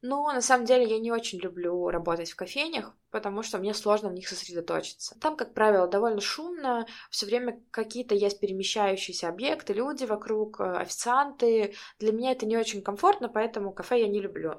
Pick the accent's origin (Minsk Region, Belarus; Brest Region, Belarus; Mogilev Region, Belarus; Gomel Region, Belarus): Minsk Region, Belarus; Barysaw; я из Борисова